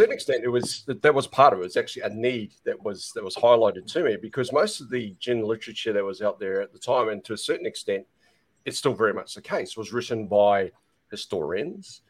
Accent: North Island, New Zealand; I'm originally from the North Island, so that's my patch as such.

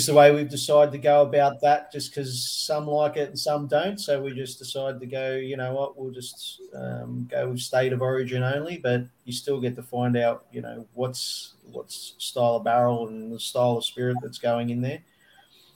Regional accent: Australia; we imprint our identity as Australians on whatever we

